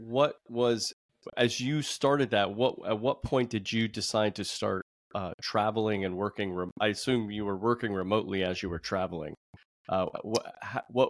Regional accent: Florida, United States; my home state of Florida

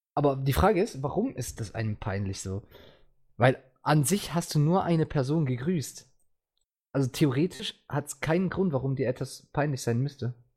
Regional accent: Switzerland; ich komme aus der Schweiz

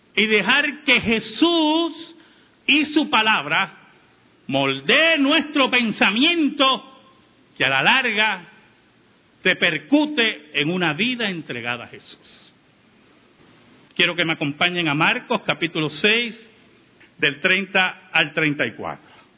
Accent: Puerto Rico; como decimos en Puerto Rico

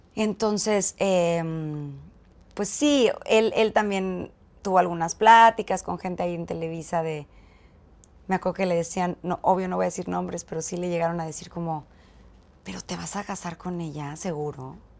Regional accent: Mexico City, Mexico; also born or lived in Chiapas; Yo soy de Ciudad de México

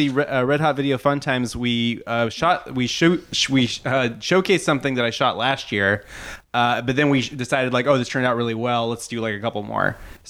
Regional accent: Stockton, California, United States; Stockton, California, in the San Joaquin Central Valley in California. It's not a great place.

